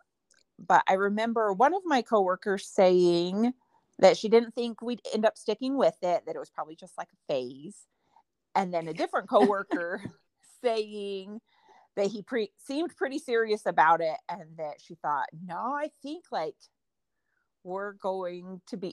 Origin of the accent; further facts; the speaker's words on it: Eastern Oregon, United States; I grew up in Eastern Oregon on a farm where most of my family still lives